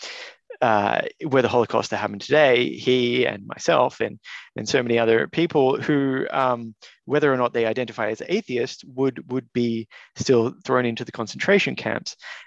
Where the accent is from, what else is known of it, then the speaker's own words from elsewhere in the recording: Melbourne, Victoria, Australia; also born or lived in Canberra; I grew up in Caulfield, an area which everyone referred to my entire life as the ghetto. I lived there until adulthood